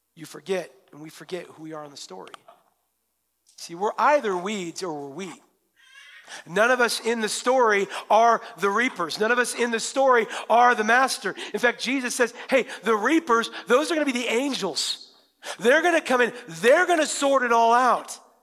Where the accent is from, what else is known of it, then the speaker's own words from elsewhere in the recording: Western Washington, United States; I'm from Western Washington